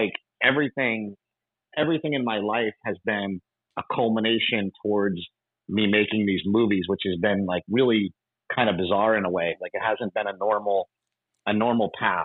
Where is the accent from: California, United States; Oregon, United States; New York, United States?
New York, United States; Poughkeepsie; moved away as an adult; I grew up in Poughkeepsie, New York, upstate New York